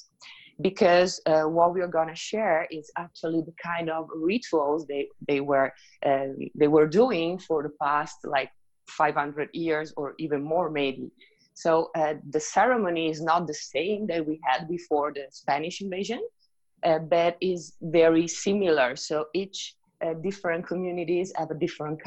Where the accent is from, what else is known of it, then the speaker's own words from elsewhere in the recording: Italy; moved away as an adult; also born or lived in Riviera Maya, Mexico; now in Mexico; I'm originally from Italy